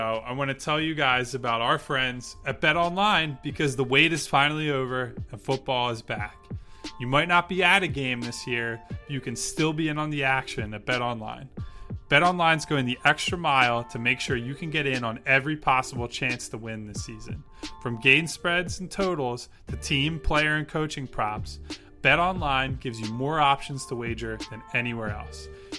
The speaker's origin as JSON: {"language": "English", "town": "Philadelphia", "region": "Pennsylvania", "country": "United States", "said": "as like a Philadelphian"}